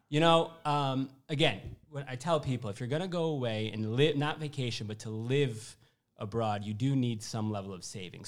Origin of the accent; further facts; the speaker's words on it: Syracuse, New York, United States; moved away as an adult; also born or lived in Louisville, Kentucky / Manhattan, New York; I'm from Syracuse, New York, uh, originally